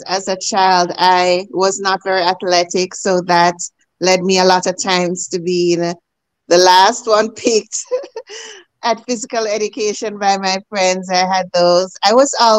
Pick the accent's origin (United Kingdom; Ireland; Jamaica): Jamaica; moved away as an adult; now in Canada; As a girl growing up in Jamaica